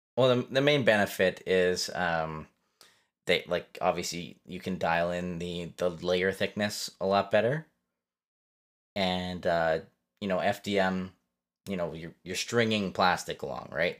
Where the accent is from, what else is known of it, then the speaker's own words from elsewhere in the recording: Canada; Fellow Canadian